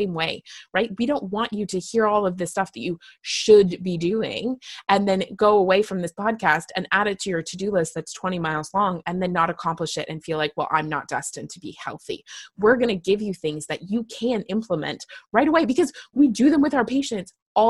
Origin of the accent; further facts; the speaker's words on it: Canada; I am just Canadian.